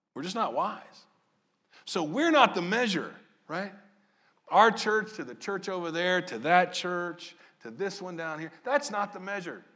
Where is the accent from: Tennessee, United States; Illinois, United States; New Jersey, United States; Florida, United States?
Illinois, United States; Southern; moved away; also born or lived in Maryland; I grew up in Southern Illinois.